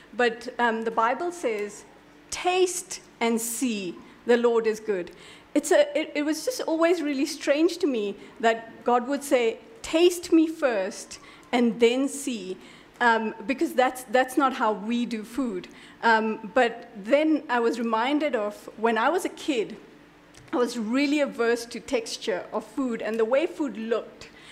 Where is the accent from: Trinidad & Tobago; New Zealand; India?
India; I'm an Indian